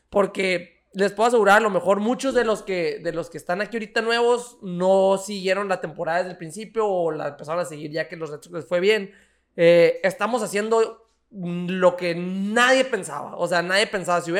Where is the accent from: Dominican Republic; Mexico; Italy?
Dominican Republic; Y dice, señor, me dijo, ¿hablas español? Y le dije, sí, ah, es que soy dominicana.